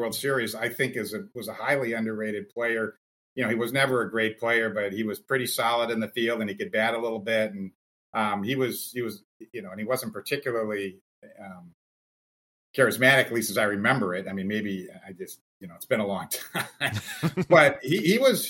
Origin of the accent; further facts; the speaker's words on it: Minnesota, United States; I'm growing up in Minnesota